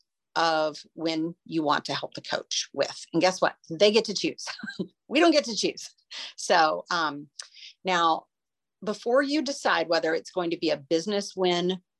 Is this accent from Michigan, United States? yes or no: no; Beaumont, Texas, United States; I grew up in Beaumont, just a few miles away